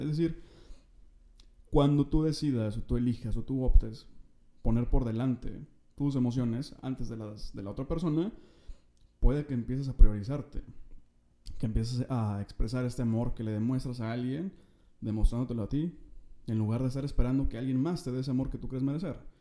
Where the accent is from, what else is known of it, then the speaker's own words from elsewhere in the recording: Monterrey, Nuevo León, Mexico; soy de Monterrey